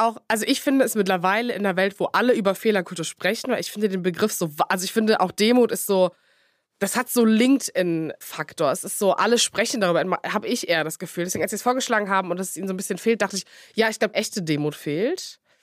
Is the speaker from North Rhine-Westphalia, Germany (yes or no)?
yes; Cologne, North Rhine-Westphalia, Germany; als Kölnerin